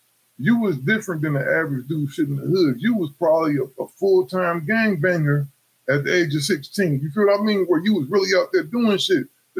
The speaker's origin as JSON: {"language": "English", "town": "Cleveland", "region": "Ohio", "country": "United States", "moved": "yes", "said": "I'm originally from Cleveland, Ohio"}